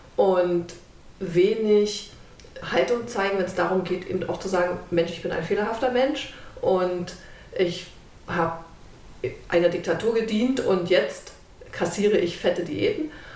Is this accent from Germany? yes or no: yes; Germany; Ich bin in der DDR groß geworden